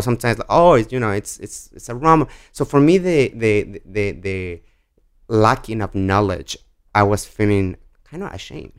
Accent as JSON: {"language": "English", "town": "Guadalajara", "region": "Jalisco", "country": "Mexico", "tie": "born or raised there", "also_born_or_lived": "Washington, D.C. / Connecticut", "second_language": "English", "moved": "as an adult", "lives_now": "New York City, United States", "said": "I'm born and raised in Mexico"}